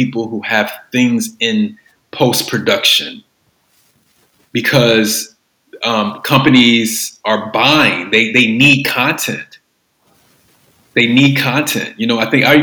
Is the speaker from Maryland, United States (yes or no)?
no; Cincinnati, Ohio, United States; I'm from Ohio, from Southern Ohio, Cincinnati specifically